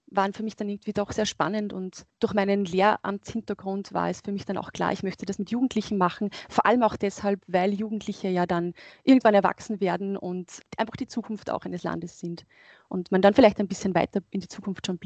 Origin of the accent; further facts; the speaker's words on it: Upper Austria, Austria; Also ich bin in Oberösterreich aufgewachsen und von daher ist es, wäre das eigentlich ein Zufall gewesen, jemandem zu begegnen, gerade wenn man am Land aufwächst, der jüdisch ist.